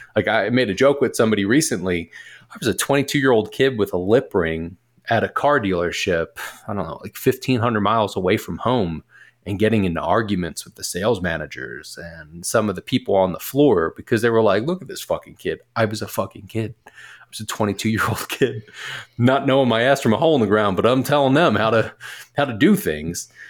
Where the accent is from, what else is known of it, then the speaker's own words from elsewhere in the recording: Philadelphia, Pennsylvania, United States; moved away as an adult; also born or lived in Delaware / Portland, Oregon; I am originally from Philly